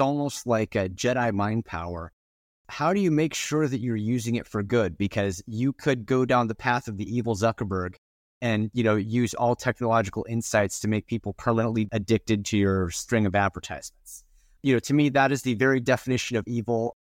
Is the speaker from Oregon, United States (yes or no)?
yes; Gresham, Oregon, United States; I live in the Pacific Northwest, and I grew up in Gresham, which is right next to Hood River